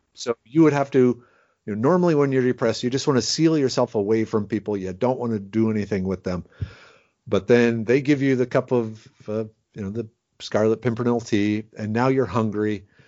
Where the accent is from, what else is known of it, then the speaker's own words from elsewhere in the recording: Minnesota, United States; now in Texas, United States; I grew up in Minnesota